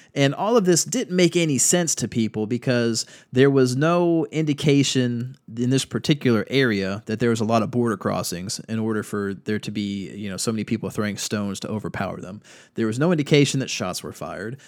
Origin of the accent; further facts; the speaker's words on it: North Carolina, United States; my home state here in North Carolina